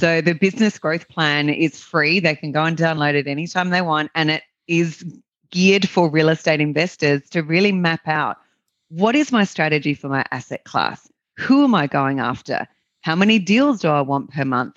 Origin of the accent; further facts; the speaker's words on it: Australia; accent: Australian; as your listeners can, can probably tell by my accent, I'm an Australian